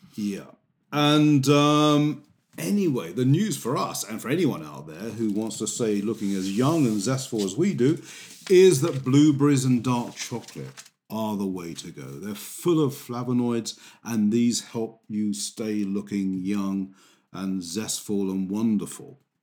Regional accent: England, United Kingdom

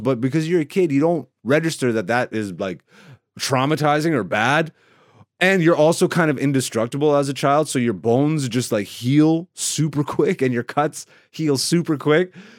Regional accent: Greece; first language Greek; English is a second language; moved away; And I was actually born in Greece. My first language is Greece.

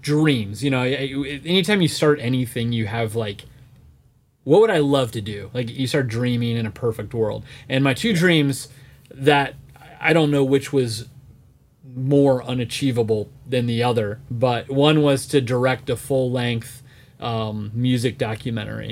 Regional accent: Florida, United States; I grew up in Florida, so we were always at Disney.

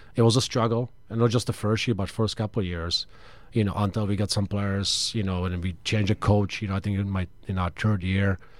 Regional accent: Czechia; moved away; also born or lived in Michigan; I'm from Czech

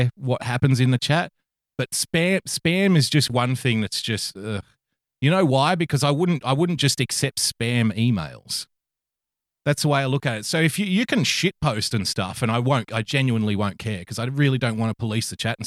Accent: New South Wales, Australia; I'm from New South Wales, and here in New South Wales, we like to think that we're the best

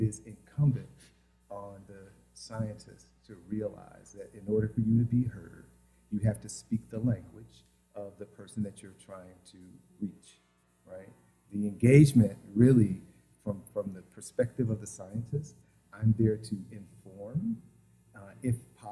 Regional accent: the South, United States; I'm from the South, I'm from a church tradition

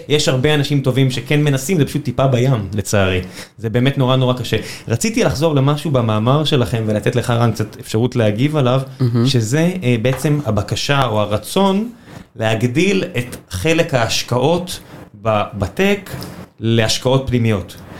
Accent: Beersheba, Southern District, Israel; now in Tel Aviv, Israel; אני גדלתי בבאר שבע

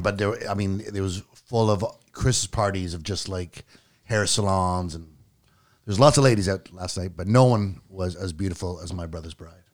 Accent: Clinton Creek, Yukon, Canada; I was born in Clinton Creek, Yukon, which is a mining town

